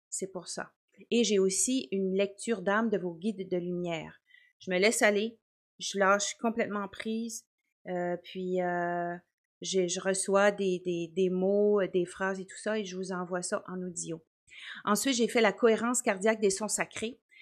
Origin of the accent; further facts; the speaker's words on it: Quebec, Canada; now in New Brunswick, Canada; j'habite au Nouveau-Brunswick. Ça, c'est juste la province à côté du Québec. mais je suis native du Québec